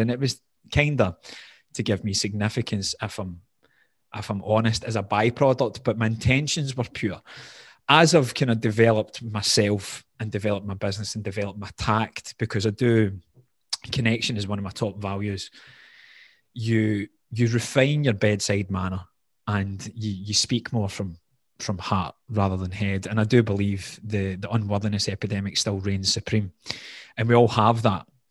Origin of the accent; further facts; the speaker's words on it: Glasgow, Scotland, United Kingdom; accent: Scottish, Glaswegian; moved away as an adult; also born or lived in Doha, Qatar; The accent becomes more Glaswegian